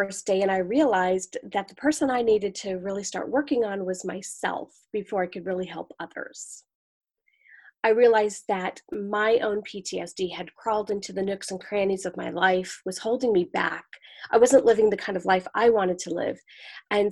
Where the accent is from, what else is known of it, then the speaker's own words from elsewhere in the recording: United States; now in Manhattan, Kansas, United States; I'm originally from the New York, New Jersey area, but I live in Manhattan, Kansas now